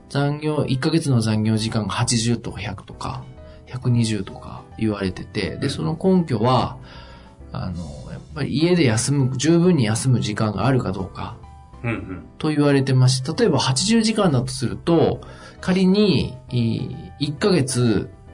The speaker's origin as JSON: {"language": "Japanese", "region": "Tohoku", "country": "Japan", "said": "僕はあの東北人なんでアクセントが苦手だな。"}